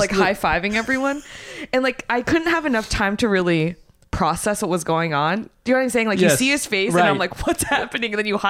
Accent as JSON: {"language": "English", "town": "San Francisco", "region": "California", "country": "United States", "said": "I am from San Francisco."}